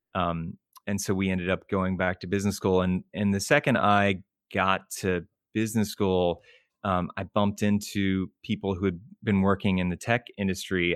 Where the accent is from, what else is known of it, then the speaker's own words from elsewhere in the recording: Richmond, Virginia, United States; moved away as an adult; now in Boston, United States; grew up in Richmond, Virginia, um, and, uh, same, you know, same small town in school for my entire life